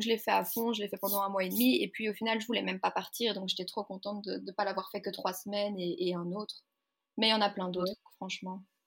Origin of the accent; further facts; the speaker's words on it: Waterloo, Wallonia, Belgium; je viens de Belgique, donc euh, du côté de Bruxelles, enfin pour ceux qui connaissent Waterloo